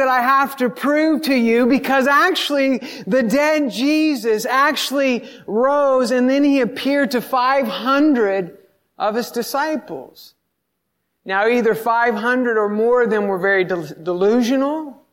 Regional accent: the South, United States; I grew up in the South

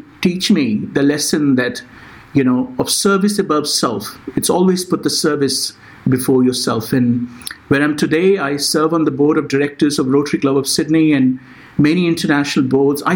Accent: India; moved away; I was born in India, and we had very limited resources

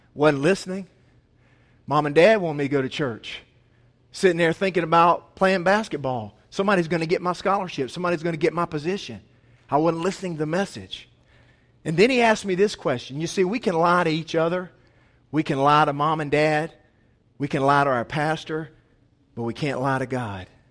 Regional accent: Asheville, North Carolina, United States; I was from Asheville

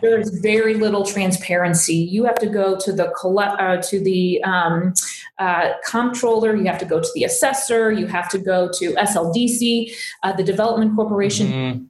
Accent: Fenton, Missouri, United States; also born or lived in Boone County, Missouri; I grew up in St. Louis. I grew up in Fenton

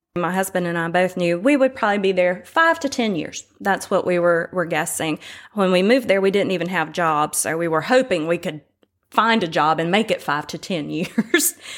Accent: Winston-Salem, North Carolina, United States; moved away as an adult; now in Tybee Island, United States; I am from Winston-Salem, North Carolina, originally

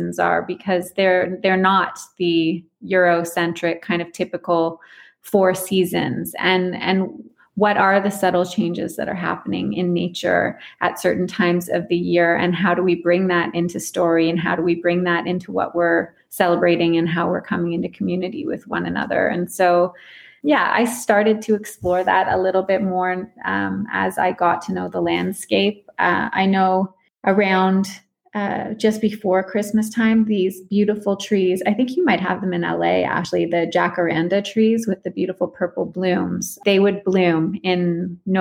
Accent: Canada; moved away as an adult; also born or lived in Australia; I'm from Canada originally, and that's where I am now

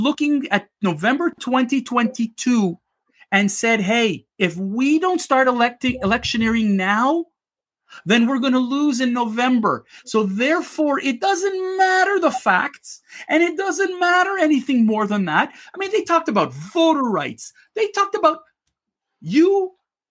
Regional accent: Canada; as a Canadian watching

